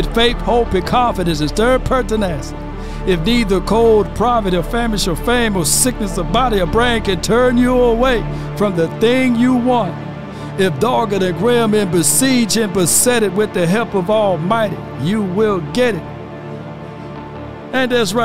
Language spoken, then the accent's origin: English; the South, United States; I'm from the South